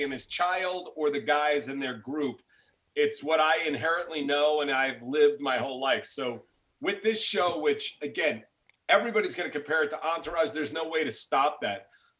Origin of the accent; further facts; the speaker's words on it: New York City, New York, United States; those are guys I grew up with in New York.